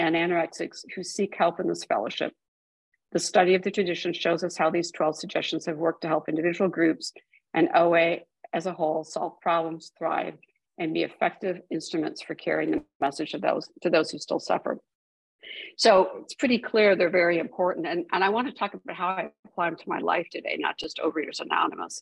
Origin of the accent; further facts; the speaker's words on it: Midwest, United States; I was raised in the Midwest